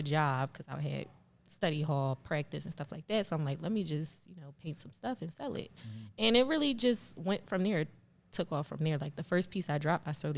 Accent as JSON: {"language": "English", "town": "Philadelphia", "region": "Pennsylvania", "country": "United States", "tie": "born or raised there", "said": "I'm from North Philly"}